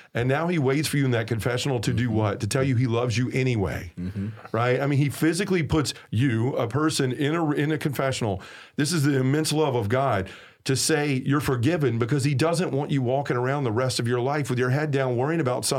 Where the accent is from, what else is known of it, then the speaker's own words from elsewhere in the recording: the South, United States; accent: southern; That's, my southern accent trying to say a word that makes it unintelligible.